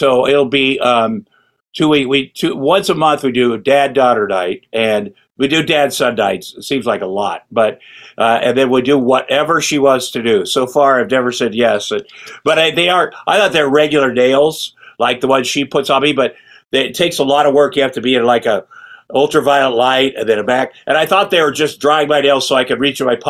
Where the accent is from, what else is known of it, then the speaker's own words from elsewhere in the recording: Ottumwa, Iowa, United States; moved away as an adult; also born or lived in Hollywood; I grew up in Ottumwa, Iowa